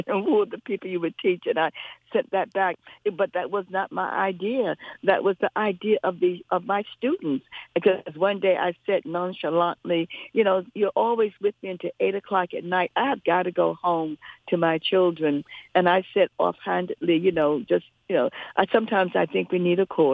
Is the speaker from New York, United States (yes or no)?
yes; New York City, New York, United States; when I was growing up in New York City